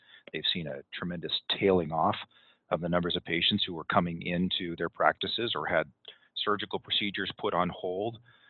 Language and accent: English; California, United States; now in Utah, United States; where I've lived for 20, 25 years now. I'm originally from Southern California.